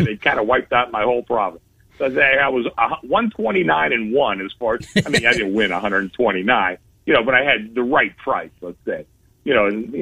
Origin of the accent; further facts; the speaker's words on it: Pittsburgh, Pennsylvania, United States; now in Las Vegas, United States; I grew up in Pittsburgh